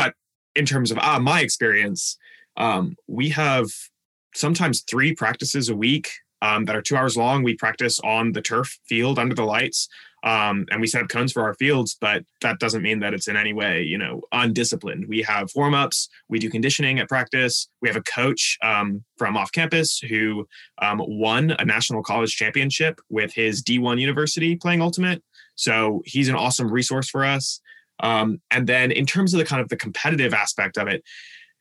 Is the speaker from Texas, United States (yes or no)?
yes; Houston, Texas, United States; moved away as an adult; now in Tacoma, United States; I'm from Houston, Texas, born and raised there